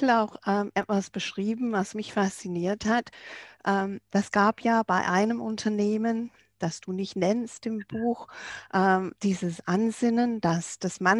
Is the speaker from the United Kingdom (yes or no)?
yes; England, United Kingdom; German is a second language; Du kennst mich ja auch als Engländerin, ich kann es nicht lassen.